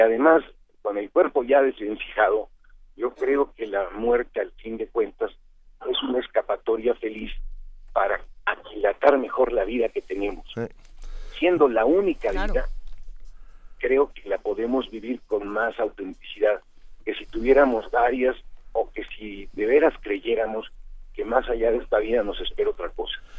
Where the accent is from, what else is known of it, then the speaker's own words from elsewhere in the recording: Mexico; como mexicanos